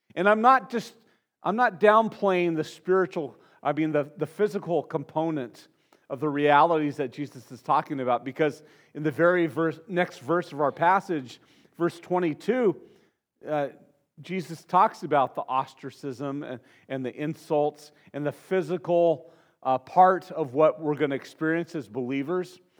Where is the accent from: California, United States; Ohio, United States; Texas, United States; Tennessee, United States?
California, United States; Santa Barbara; growing up in Santa Barbara, in, in, my family, it was kind of the lowest rung of middle class that existed in Santa Barbara. You know, we moved there in 1969